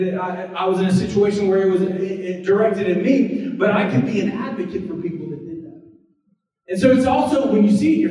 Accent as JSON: {"language": "English", "region": "the South", "country": "United States", "tie": "born or raised there", "said": "When I was born in the South"}